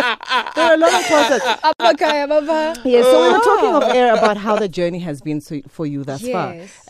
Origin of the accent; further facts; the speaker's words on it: East London, Eastern Cape, South Africa; now in Johannesburg, South Africa; I'm also from the Eastern Cape, darling.